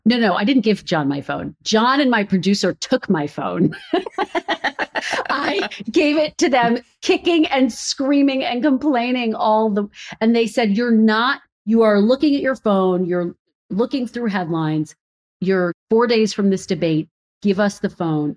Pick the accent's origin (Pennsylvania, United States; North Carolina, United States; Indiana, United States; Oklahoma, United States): Pennsylvania, United States; Philadelphia; moved away as an adult; also born or lived in Redding, California / Providence, Rhode Island / Burbank, California; now in Washington, D.C., United States; Philadelphia, my hometown.